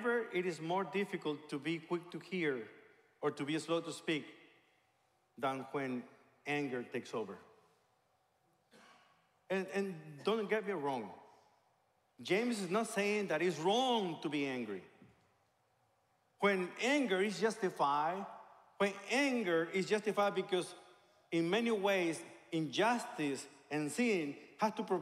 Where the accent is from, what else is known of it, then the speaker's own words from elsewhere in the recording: Mexico; moved away; I became a believer in a Christian church in my hometown in Mexico